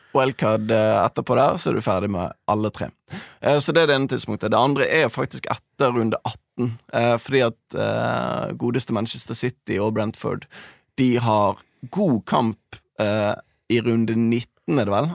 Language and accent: Norwegian; Bergen, Vestland, Norway; Jeg er jo dessverre fra Bergen